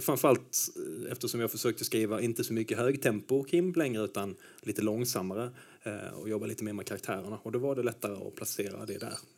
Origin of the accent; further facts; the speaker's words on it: inland Skåne, Sweden; also born or lived in Stockholm; now in Lomma, Sweden; Jag kommer lite inifrån landet. Från, yeah. från just den här dyngdoftande Skåne